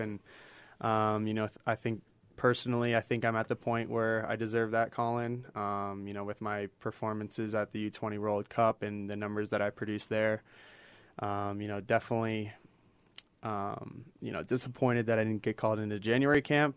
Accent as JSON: {"language": "English", "town": "Paradise Valley", "region": "Arizona", "country": "United States", "tie": "born or raised there", "also_born_or_lived": "England", "moved": "yes", "lives_now": "Salt Lake City, United States", "said": "wonderful place to grow up with with my older brother. Um, you know, Arizona is is will always be my home"}